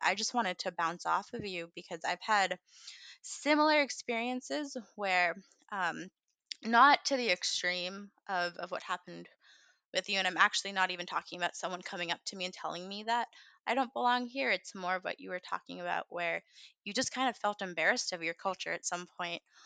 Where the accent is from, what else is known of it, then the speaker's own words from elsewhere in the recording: United States; also born or lived in India; I was raised very much as a quintessential American girl